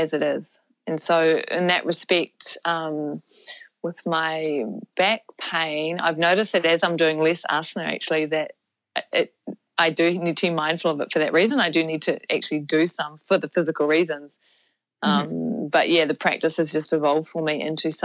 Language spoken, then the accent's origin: English; New Zealand; also born or lived in Canada / United States; So I am a Kiwi, so I live in New Zealand, although I did spend my 20s traveling